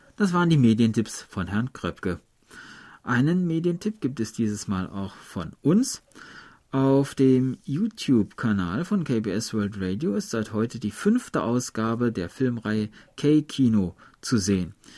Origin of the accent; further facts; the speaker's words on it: Germany; ich komme ja aus der Harzgegend